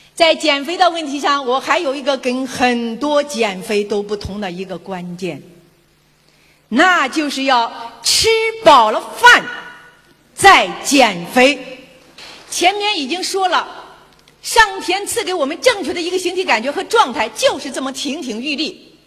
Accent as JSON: {"language": "Chinese", "country": "China", "said": "对于我们东方女人来说，中国女人来说"}